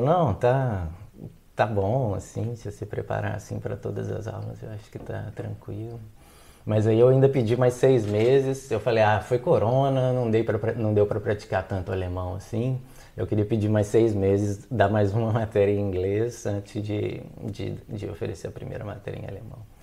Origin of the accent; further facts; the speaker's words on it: Belo Horizonte, Minas Gerais, Brazil; moved away as an adult; also born or lived in Belém, Brazil; now in Germany; eu sou de Belo Horizonte, em Minas Gerais